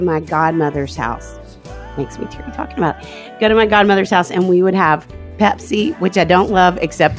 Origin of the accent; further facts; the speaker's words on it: Arkansas, United States; I think we called it trash in Arkansas.